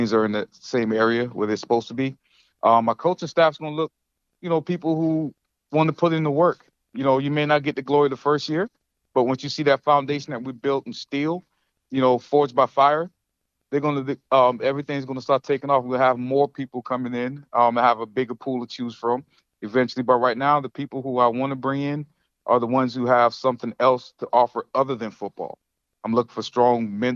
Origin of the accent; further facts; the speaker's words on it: Goose Creek, South Carolina, United States; moved away as an adult; also born or lived in Avon Park, Florida; now in Jacksonville, United States; I went back to my alma mater, Goose Creek High School